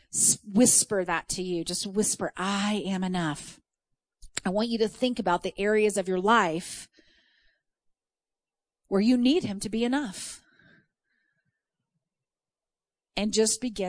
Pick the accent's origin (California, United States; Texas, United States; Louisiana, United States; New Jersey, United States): Texas, United States; I'm from Texas